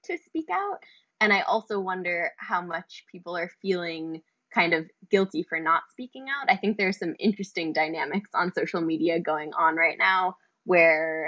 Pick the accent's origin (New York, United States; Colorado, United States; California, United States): New York, United States; New York City; growing up in New York City since I was a teenager